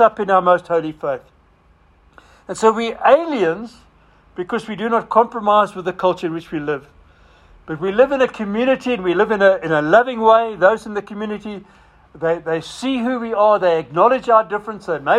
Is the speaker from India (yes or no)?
no; Zimbabwe; moved away; I was a Roynick from Rhodesia